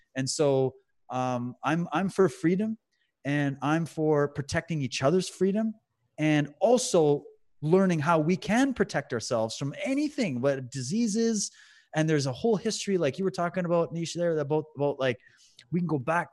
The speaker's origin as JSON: {"language": "English", "town": "London", "region": "Ontario", "country": "Canada", "tie": "born or raised there", "said": "I was in my house where I grew up in London, Ontario"}